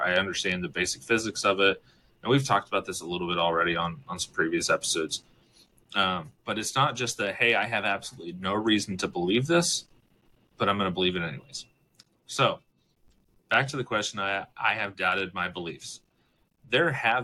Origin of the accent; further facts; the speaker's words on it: United States; I was born and raised in America